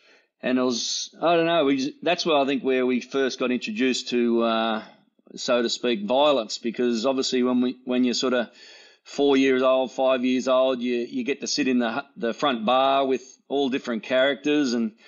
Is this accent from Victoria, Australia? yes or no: no; Sydney, New South Wales, Australia; born there; also born or lived in Muswellbrook; Well, I was born in Sydney. Dad was a copper down there. In Sydney in the 70s, early 70s, so it puts me as an old bloke.